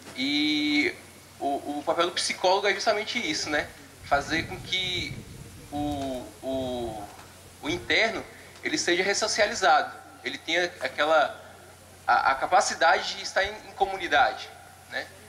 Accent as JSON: {"language": "Portuguese", "town": "Brasília", "region": "Federal District", "country": "Brazil", "said": "sou daqui de Brasília"}